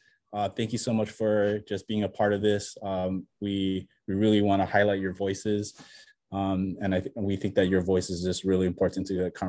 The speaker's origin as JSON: {"language": "English", "area": "Maui", "region": "Hawaii", "country": "United States", "also_born_or_lived": "Ewa Beach", "said": "I'm from Maui. So I'm not on Maui actually right now, though. I'm in Ewa Beach."}